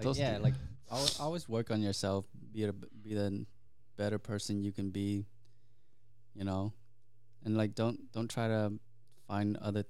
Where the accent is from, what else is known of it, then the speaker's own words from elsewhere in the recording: Vietnam; also born or lived in Hong Kong; Because growing up, right, when I was in Vietnam, and then like, I was born in Hong Kong, but then when I went back to Vietnam, I only lived there for 1 year.